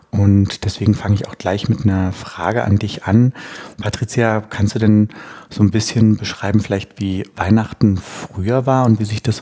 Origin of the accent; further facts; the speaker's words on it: East Germany, Germany; ich bin ja in der DDR aufgewachsen, in einem Künstlerhaushalt.